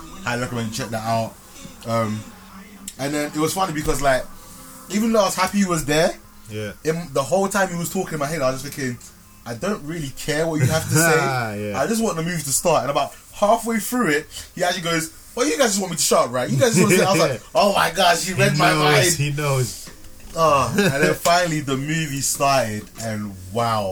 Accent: London, United Kingdom; we're from London

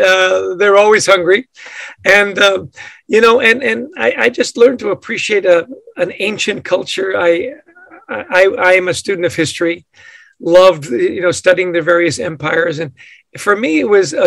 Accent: Vancouver, British Columbia, Canada; born or raised there; moved away as an adult; also born or lived in Edmonton, Alberta / Utah, United States / southern Italy

